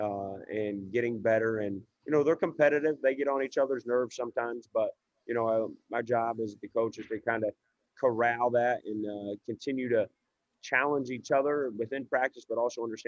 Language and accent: English; Indiana, United States; moved away as an adult; now in Memphis, United States; I'm from Indiana, but I've been down in Memphis for about 14 years now in my adult life.